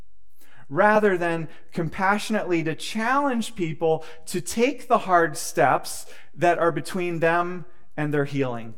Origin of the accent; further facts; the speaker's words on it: United States; As an American people